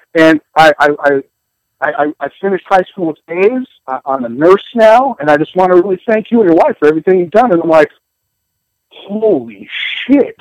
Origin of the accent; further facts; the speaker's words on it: the Northwest, Pacific Northwest, United States; moved away as an adult; also born or lived in Alaska; I grew up in the Northwest.